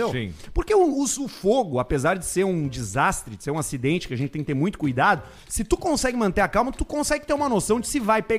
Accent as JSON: {"language": "Portuguese", "town": "Caxias do Sul", "region": "Rio Grande do Sul", "country": "Brazil", "said": "Sou de Caxias do Sul."}